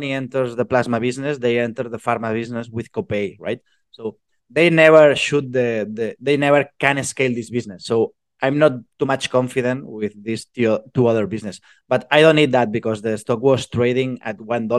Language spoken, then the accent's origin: English; Spain; also born or lived in Barcelona; I'm from Spain. I'm located in Barcelona